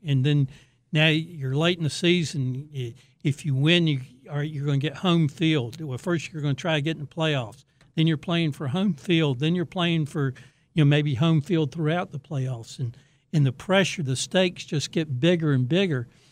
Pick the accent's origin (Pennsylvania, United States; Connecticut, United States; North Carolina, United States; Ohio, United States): North Carolina, United States; Raleigh; I grew up in Raleigh, went to N C State